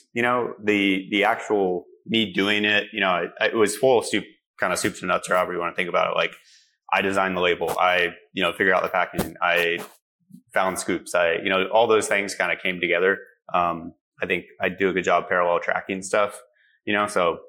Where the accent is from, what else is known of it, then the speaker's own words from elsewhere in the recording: Gainesville, Florida, United States; I grew up in Gainesville, Florida